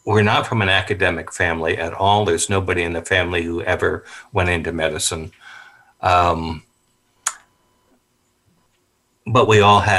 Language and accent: English; San Francisco, California, United States; I grew up in San Francisco on 24th Street